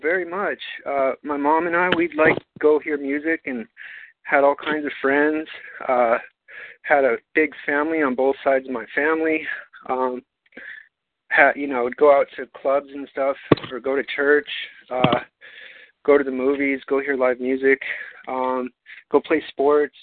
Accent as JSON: {"language": "English", "town": "Albuquerque", "region": "New Mexico", "country": "United States", "tie": "born or raised there", "moved": "as an adult", "said": "my hometown of Albuquerque"}